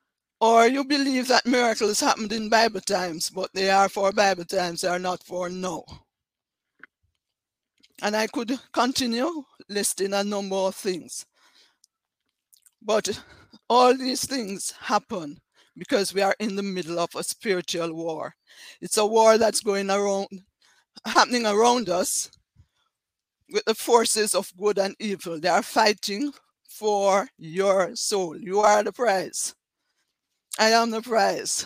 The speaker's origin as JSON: {"language": "English", "country": "Jamaica", "accent": "Jamaican", "said": "I'm from Jamaica, as you can tell from my accent."}